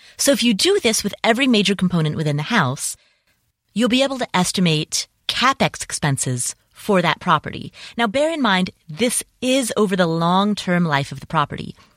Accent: Cincinnati, Ohio, United States; moved away; also born or lived in Atlanta / Las Vegas; my hometown, Cincinnati

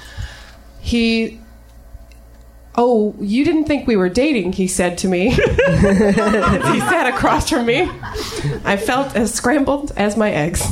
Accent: North Carolina, United States; North Carolina

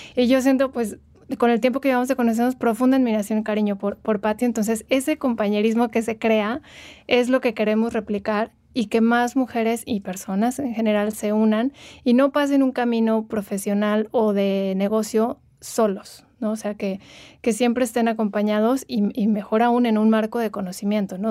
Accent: Morelia, Michoacán, Mexico; moved away as an adult; now in Mexico City, Mexico; yo soy de Morelia, llevo unos años viviendo en Ciudad de México, pero soy originaria de ahí.

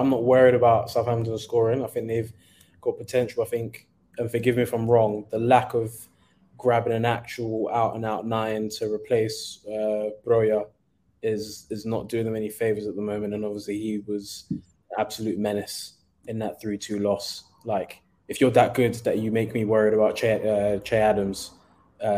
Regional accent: Nigeria; being a Nigerian

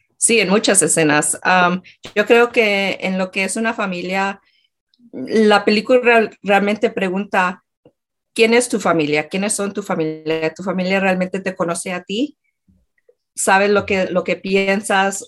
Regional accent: Colombia; moved away; yo era de Colombia

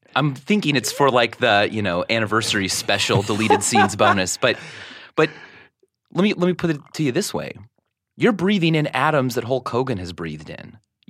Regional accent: Stilwell, Kansas, United States; moved away; Stillwell, Kansas.

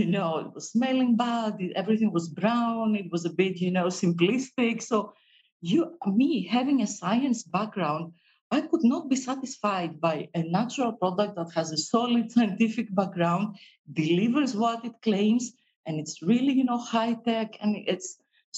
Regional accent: Greece; we come from Greece, but we also come from a pharmacy

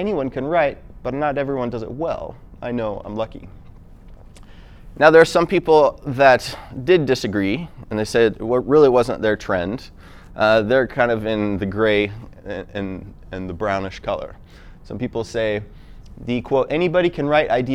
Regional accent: United States; now in Utah, United States; I'm actually from Washington, but I live in Utah, came out here.

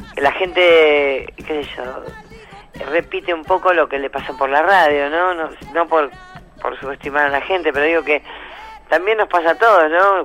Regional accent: Ramos Mejía, Buenos Aires Province, Argentina; Ramos Mejía, donde soy yo, de Buenos Aires

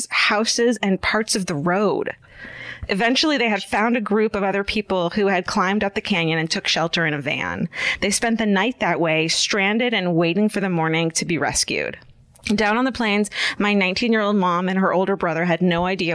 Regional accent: California, United States; We're from California

